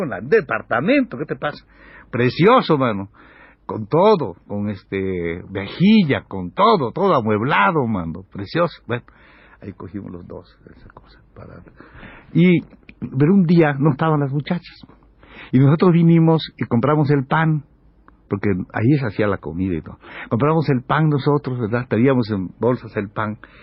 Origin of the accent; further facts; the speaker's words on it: Mexico; yo soy un mexicano